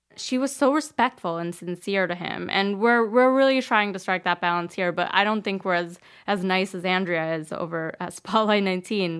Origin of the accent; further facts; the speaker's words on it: New Jersey, United States; moved away; I grew up in New Jersey.